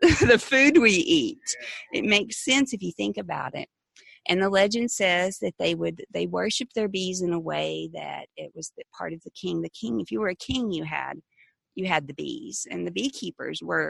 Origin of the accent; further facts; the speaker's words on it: the Bible Belt, United States; growing up in the Bible Belt